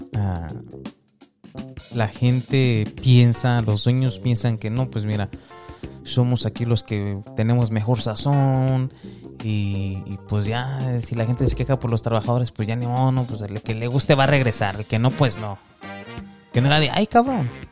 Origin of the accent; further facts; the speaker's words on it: Michoacán, Mexico; yo soy de Michoacán